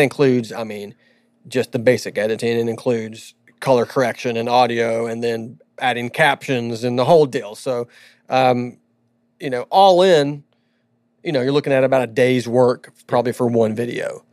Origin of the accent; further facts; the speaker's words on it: Southern California, United States; moved away; I was born in Southern California.